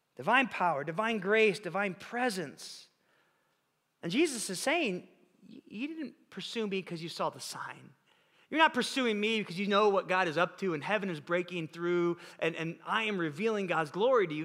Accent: Illinois, United States; now in California, United States; We grew up together in Illinois

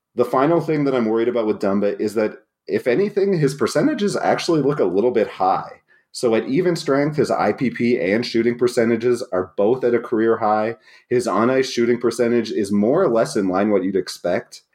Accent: New Brunswick, Canada; I'm not from Acadian New Brunswick, but I am from New Brunswick, the only bilingual province

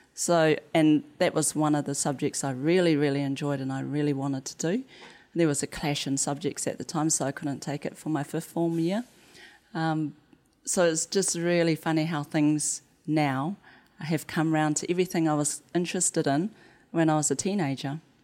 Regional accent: New Zealand; The accent. And I'd be like, "New Zealand,"

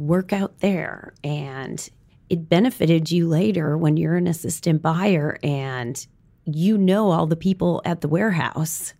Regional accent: Wisconsin, United States; moved away; I grew up in Wisconsin, went to school in Madison

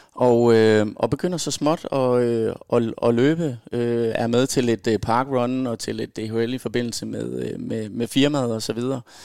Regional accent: Aarhus, Central Denmark Region, Denmark; Født og opvokset i Aarhus

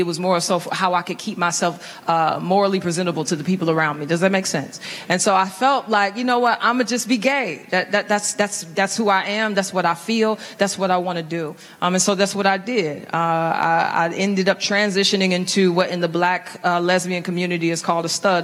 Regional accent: St. Louis, Missouri, United States; I was raised in St. Louis into a, a single parent home

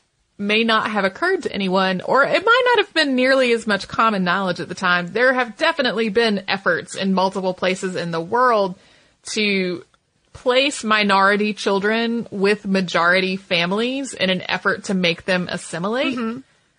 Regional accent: Santa Fe, New Mexico, United States; Growing up in Santa Fe with my dad curating a Navajo museum has affected my life in so many ways.

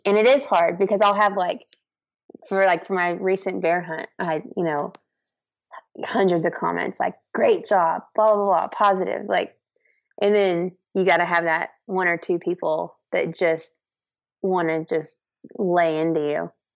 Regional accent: Central Texas, United States; I'm from Central Texas

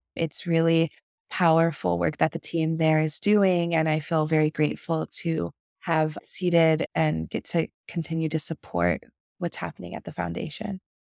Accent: Akron, Ohio, United States; my hometown of Akron, Ohio, up in Northeast Ohio

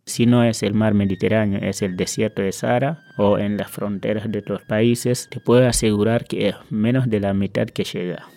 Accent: Senegal; moved away as an adult; now in Argentina; Dejé mi familia, una carrera universitaria, eh, amigos, dejé un montón de cosas atrás

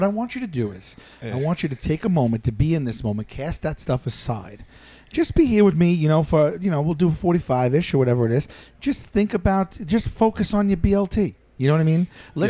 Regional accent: Staten Island, New York, United States; I'm originally from Staten Island.

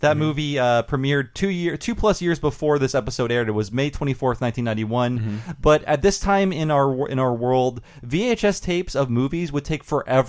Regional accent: Ohio, United States; moved away; I'm Midwestern as fuck. Mm-hmm. I spent 28 years in Ohio.

